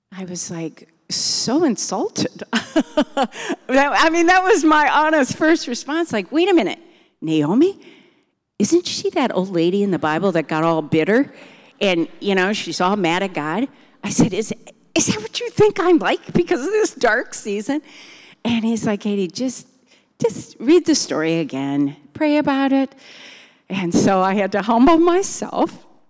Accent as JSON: {"language": "English", "town": "Milton", "region": "Wisconsin", "country": "United States", "tie": "born or raised there", "moved": "as an adult", "lives_now": "Virginia, United States", "said": "we grew up in Milton in a big family, six kids."}